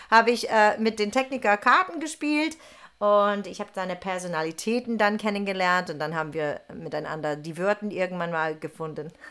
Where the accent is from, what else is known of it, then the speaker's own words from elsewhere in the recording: Texas, United States; German is a second language; moved away as an adult; also born or lived in New York / Möhringen; now in Germany; aus äh, Texas. Ne? Genau, genau. Ich habe kein Wort Deutsch gesprochen.